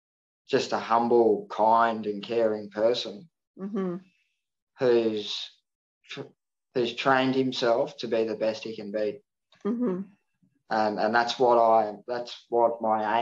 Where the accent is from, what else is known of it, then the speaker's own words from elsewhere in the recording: Gold Coast, Queensland, Australia; I'm from the Gold Coast